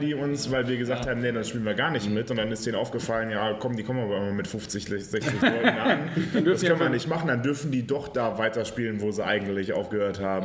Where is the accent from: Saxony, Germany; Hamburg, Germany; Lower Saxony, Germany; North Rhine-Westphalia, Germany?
North Rhine-Westphalia, Germany; Aachen; direkt am Hauptbahnhof in Aachen. Hast vergessen. Meine Heimatstadt.